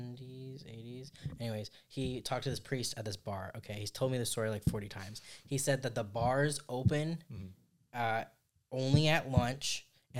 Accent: Oregon, United States; I'm from Oregon

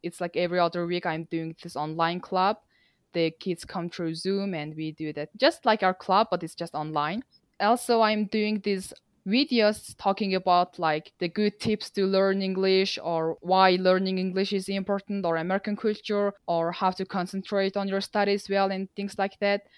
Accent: Mongolia; English is a second language; also born or lived in Nampa, Idaho, United States; I am from Mongolia myself

